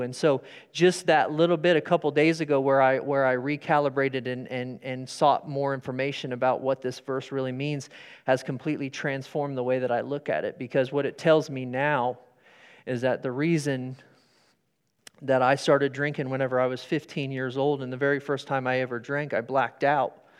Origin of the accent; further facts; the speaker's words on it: Sterling, Kansas, United States; I grew up in Sterling